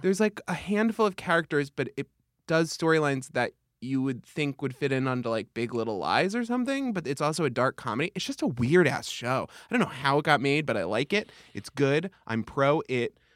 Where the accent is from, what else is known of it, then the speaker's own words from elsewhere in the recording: Long Island, New York, United States; I'm from Long Island.